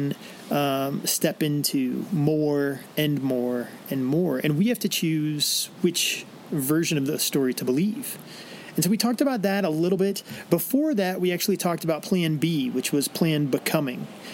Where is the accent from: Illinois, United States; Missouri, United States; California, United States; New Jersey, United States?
Illinois, United States; I grew up in Illinois